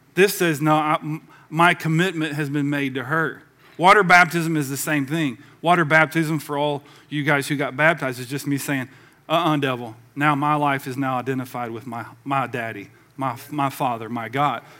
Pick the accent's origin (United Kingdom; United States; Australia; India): United States; the South; I was the only one from the South.